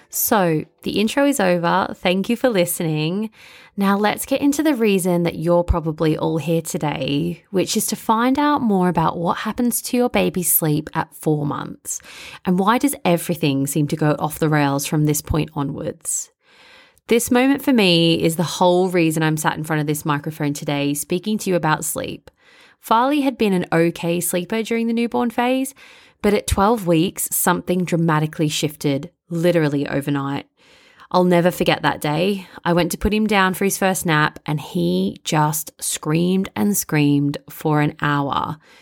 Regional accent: Melbourne, Victoria, Australia; accent: Bogan; moved away as an adult; now in London, United Kingdom; I'm originally from Melbourne, Australia, which you can probably hear in my Bogan accent.

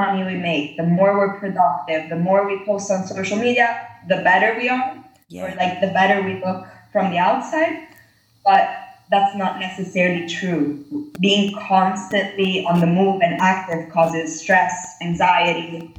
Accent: Rome, Lazio, Italy; So I was born in Rome with my mom. She's American and my dad's Italian. And my dad is from southern Italy and my mom is from New York.

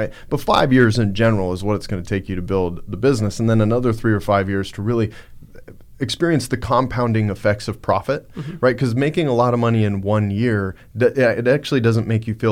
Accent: Montana, United States; I'm from Montana.

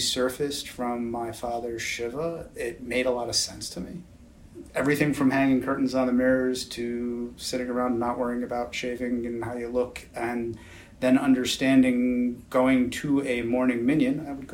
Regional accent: Scarsdale, New York, United States; also born or lived in Tuckahoe, New York; now in Cleveland, United States; I grew up in the New York suburbs, Westchester County. First in Tuckahoe, then in the Scarsdale

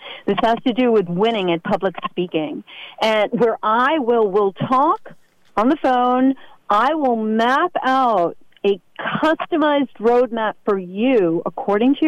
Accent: New York City, New York, United States; now in Westport, United States; I'm in Westport. I'm originally from New York City.

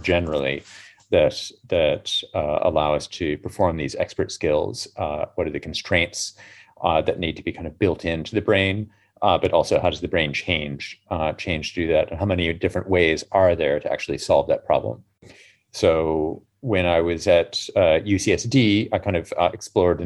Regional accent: United States; now in London, United Kingdom; being American in the 80s

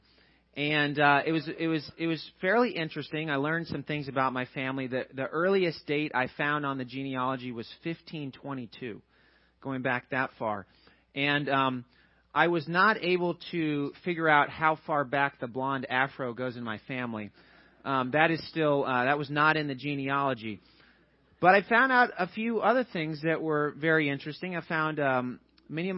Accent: Georgia, United States; moved away as an adult; also born or lived in Chattanooga, Tennessee / St. Louis, Missouri; now in Teaneck, United States; I'm from Georgia.

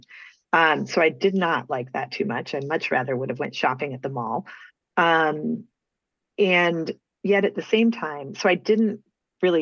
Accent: Peoria, Illinois, United States; moved away as an adult; also born or lived in Nebraska; I grew up in Peoria, Illinois

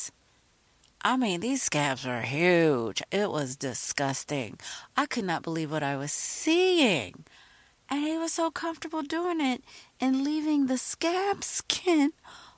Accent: Virginia, United States; I'm kind of from Virginia

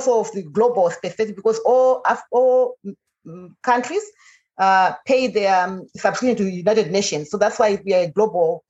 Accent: Zimbabwe; I'm from Zimbabwe

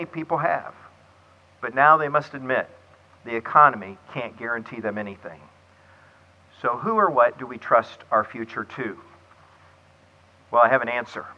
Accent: Clearwater, Florida, United States; Clearwater, Florida, my hometown

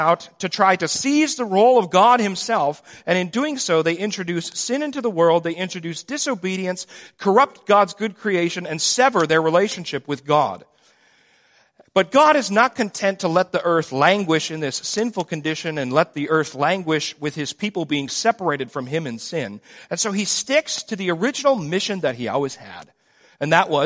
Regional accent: United States; We grew up in America where most people had a basic understanding of the biblical narrative.

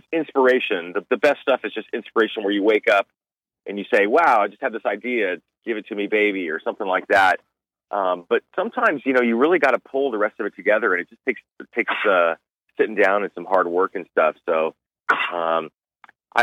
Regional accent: Southern California, United States; I grew up in Southern California

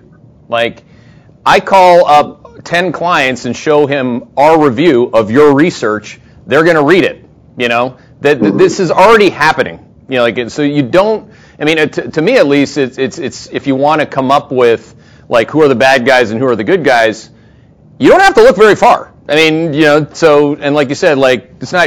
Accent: Thunder Bay, Ontario, Canada; now in United States; I'm from Thunder Bay, Ontario

